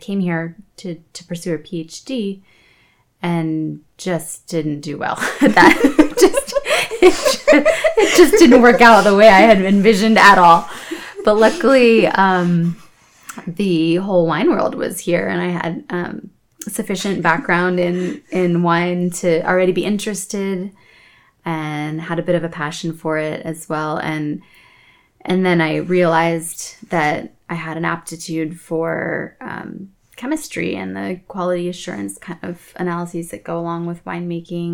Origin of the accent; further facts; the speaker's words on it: Columbus, Ohio, United States; moved away as an adult; also born or lived in Worthington, Ohio; now in Santa Cruz, United States; I grew up in Columbus, Ohio, just north of there, Worthington